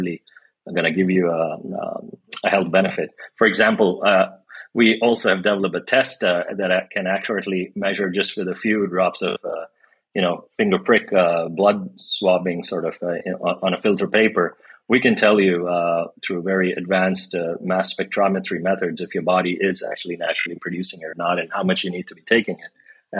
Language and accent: English; India; moved away; I grew up in India